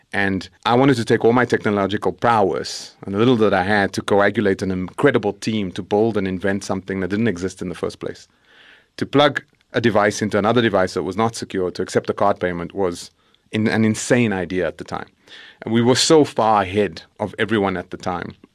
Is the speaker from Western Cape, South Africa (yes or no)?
no; Johannesburg, Gauteng, South Africa; I grew up in El Dorado Park, south of Johannesburg